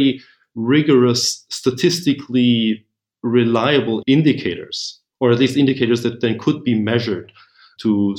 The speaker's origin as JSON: {"language": "English", "region": "Vienna", "country": "Austria", "also_born_or_lived": "Berlin, Germany / Washington, D.C., United States", "said": "I'm originally from Vienna"}